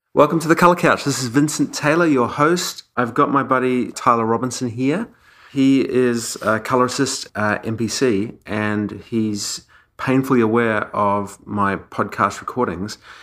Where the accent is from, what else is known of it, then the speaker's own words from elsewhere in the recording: Auckland, New Zealand; moved away; I grew up in Auckland